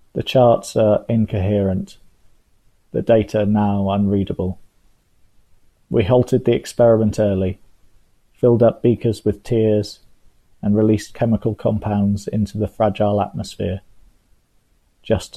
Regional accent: Bristol, South West England, United Kingdom; I'm a poet from Bristol

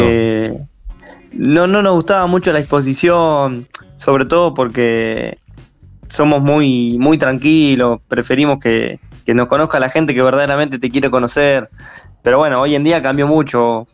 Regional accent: San Nicolás de los Arroyos, Buenos Aires Province, Argentina; Somos de San Nicolás de los Arroyos

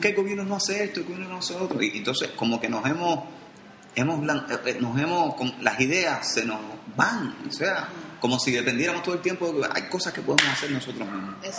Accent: Cuba; nosotros como cubanos nos comprometamos con nuestra realidad

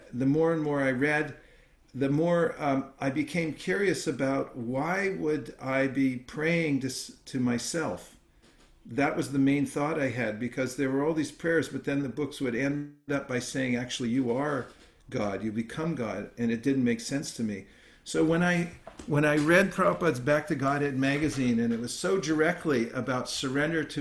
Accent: Lafayette, California, United States; Berkeley, California, which is not too far from my hometown in Lafayette

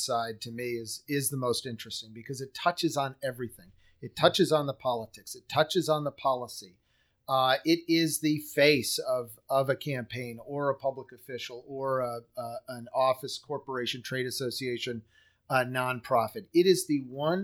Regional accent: Buffalo, New York, United States; Buffalo, New York, which is my hometown

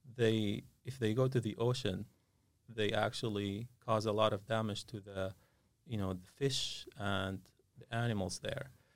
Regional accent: Syria; moved away as an adult; now in Concord, United States; I, uh, grew up in Syria

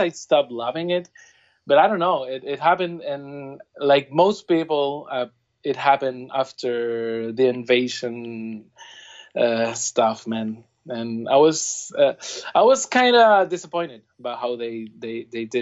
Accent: Puerto Rico; I'm from Puerto Rico

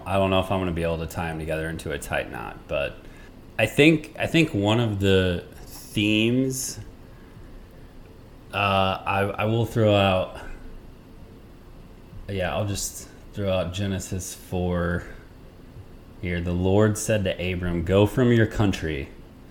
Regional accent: United States; born or raised there

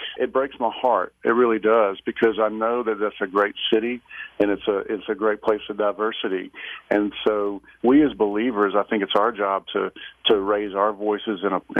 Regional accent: Alabama, United States; I grew up in Alabama, where of course there's so much racial tension through, you know, through history.

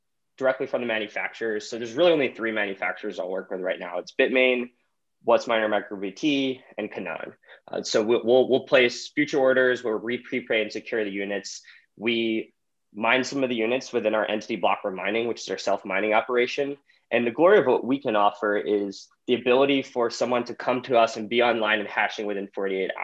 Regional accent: St. Louis, Missouri, United States; I grew up in St. Louis

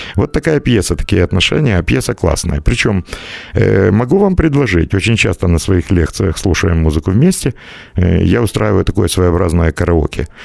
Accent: Ukraine; я из Украины

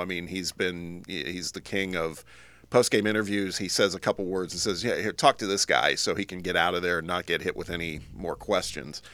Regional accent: Midwest, United States; growing up in the Midwest

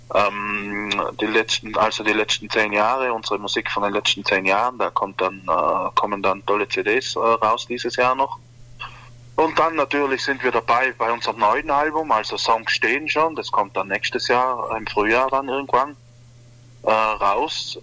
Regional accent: South Tyrol, Trentino-Alto Adige, Italy; bei uns in Südtirol

